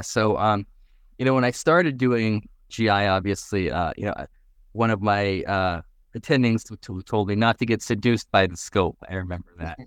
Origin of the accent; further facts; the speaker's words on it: Vancouver, British Columbia, Canada; moved away as an adult; also born or lived in New York / Seattle; now in Miami, United States; I grew up in Canada, Vancouver